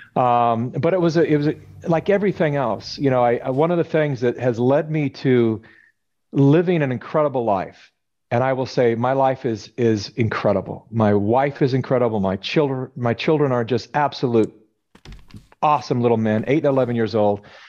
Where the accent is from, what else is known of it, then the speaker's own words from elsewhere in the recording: California, United States; I was born and raised in California